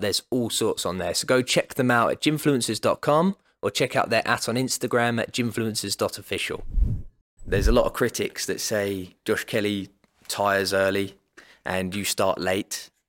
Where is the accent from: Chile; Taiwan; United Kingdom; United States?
United Kingdom; England; Because as a Southerner as well, we understand, like Sunderland, Newcastle.